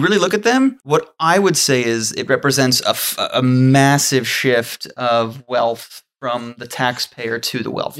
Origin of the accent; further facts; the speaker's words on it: New Zealand; I'm a Kiwi